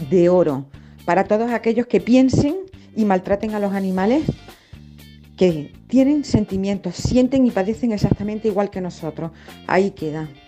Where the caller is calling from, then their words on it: Granada, Andalusia, Spain; de Granada.